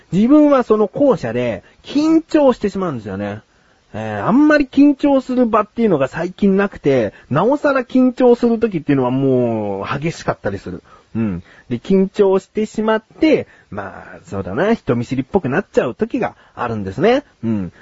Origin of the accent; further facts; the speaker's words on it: Yokohama, Kanagawa, Japan; 自分も横浜出身なんだけども